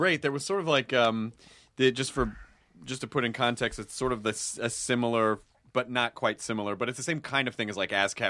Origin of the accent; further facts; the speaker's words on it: Canada; now in Germany; I am French for some reason. I'm French Canadian. Living in Germany.